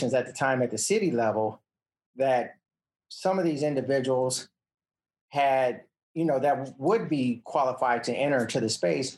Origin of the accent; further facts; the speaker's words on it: Los Angeles, California, United States; I grew up in South Central Los Angeles